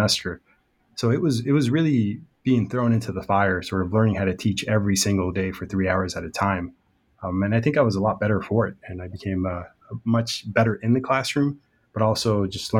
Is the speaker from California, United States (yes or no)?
yes; Long Beach, California, United States; also born or lived in Riverside, California / San Diego, California; I am a Long Beach native